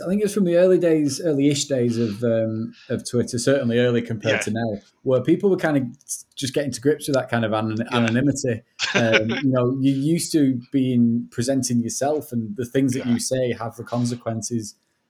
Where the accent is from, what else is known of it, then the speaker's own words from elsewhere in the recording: Rochdale, North West England, United Kingdom; moved away as an adult; now in Macclesfield, United Kingdom; I live in Macclesfield with my wife and baby son, but I'm from Rochdale. So I've only just moved to Macclesfield recently in the last couple of months.